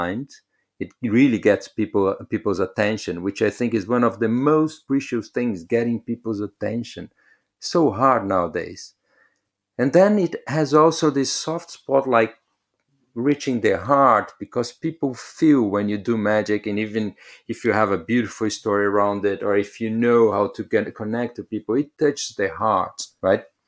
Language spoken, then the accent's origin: English; São Paulo, Brazil; moved away; I come from Brazil, so I used to live in São Paulo